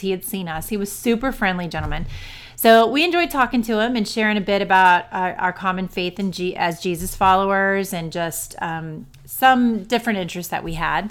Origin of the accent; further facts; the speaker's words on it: Ohio, United States; we're from Ohio